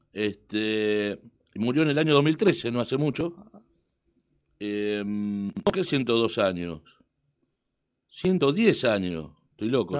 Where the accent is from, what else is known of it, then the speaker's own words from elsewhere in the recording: Dock Sud, Buenos Aires, Argentina; yo soy hombre de Doxú y hombre, digo, un ciudadano de Doxú de toda la vida.